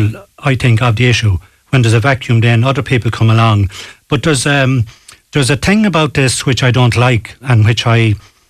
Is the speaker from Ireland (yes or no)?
yes; Ballaghaderreen, County Roscommon, Ireland; also born or lived in Castle Park, Ballybane, Galway; now in Galway, Ireland; I grew up in Ballyhadrin in Roscommon